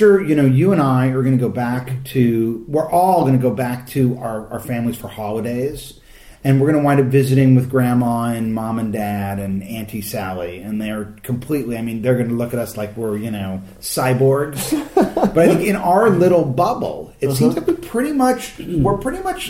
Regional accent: United States; as a Yankee, okay, as an American

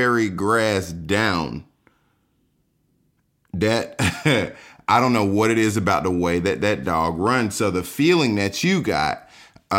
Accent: Georgia, United States; I'm from Georgia too.

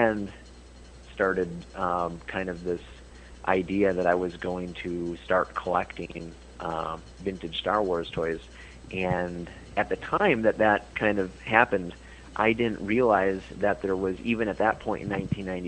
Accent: Fountain City, Wisconsin, United States; I'm from Fountain City, Wisconsin

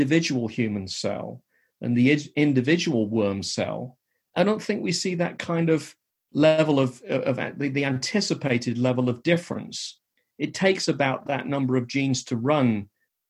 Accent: England, United Kingdom; now in United States; I had a somewhat unusual upbringing as a child growing up in England

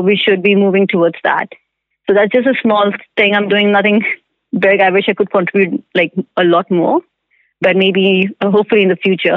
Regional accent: India; moved away as an adult; now in Vancouver, Canada; I'm from India. I moved to Vancouver about five years ago.

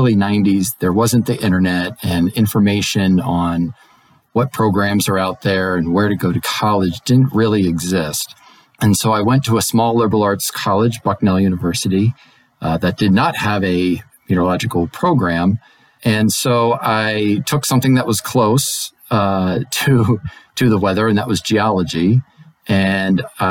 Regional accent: outside of Philadelphia, Pennsylvania, United States; moved away as an adult; also born or lived in Raleigh, North Carolina / Alexandria, Virginia; growing up outside of Philadelphia and in the suburbs.

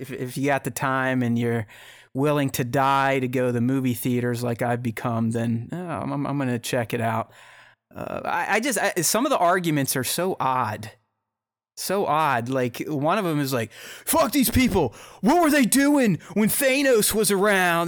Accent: Pittsburgh, Pennsylvania, United States; I'm from Pittsburgh, so I'm a Steelers fan

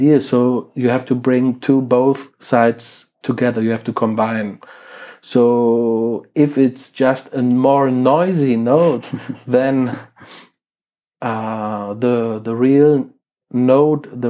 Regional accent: Krefeld, North Rhine-Westphalia, Germany; English is a second language; my hometown Krefeld, which is in Germany and near to Düsseldorf and Cologne

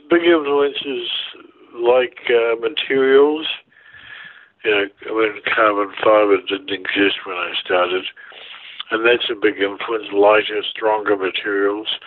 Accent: New Zealand; now in Vancouver, Canada; Like I grew up in New Zealand, and it's very boating oriented mm-hmm. life

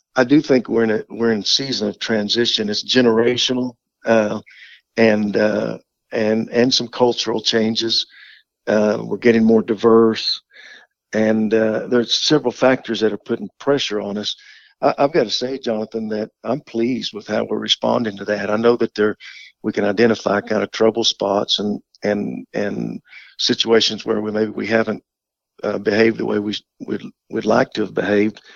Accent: Oklahoma, United States; I grew up in Oklahoma

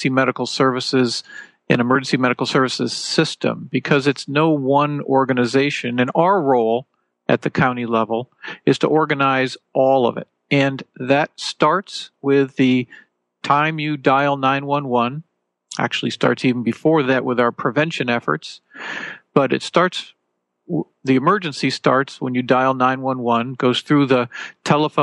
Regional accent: Connecticut, United States; moved away; where I grew up in Connecticut

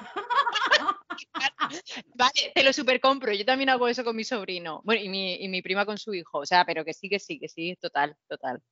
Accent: Region of Murcia, Spain

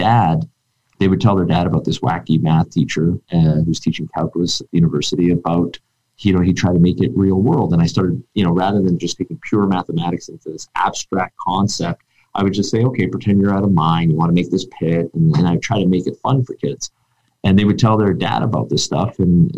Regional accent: Vancouver, British Columbia, Canada; born and raised in East Vancouver, Vancouver

